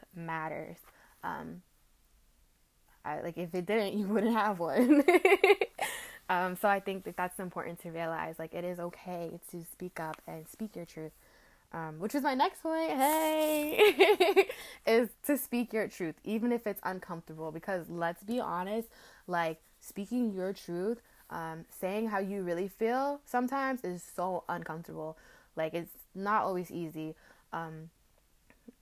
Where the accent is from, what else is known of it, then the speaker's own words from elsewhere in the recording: United States; being African American